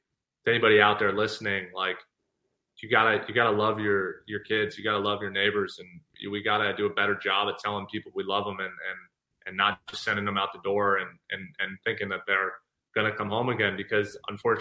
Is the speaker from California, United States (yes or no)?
yes; Thousand Oaks, California, United States; my hometown of Thousand Oaks